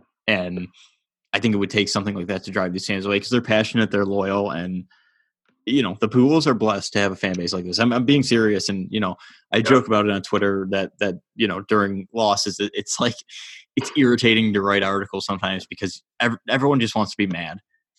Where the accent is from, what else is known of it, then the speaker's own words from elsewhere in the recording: Ontario, Canada; Like, we're from Southern Ontario.